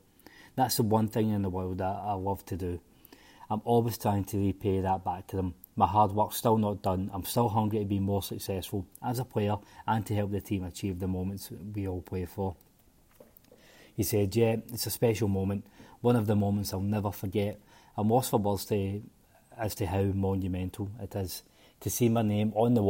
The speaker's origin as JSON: {"language": "English", "region": "Northern Ireland", "country": "United Kingdom", "tie": "born or raised there", "said": "Growing up in Northern Ireland and being a boyhood fan, my dream was always to play for the club first and foremost."}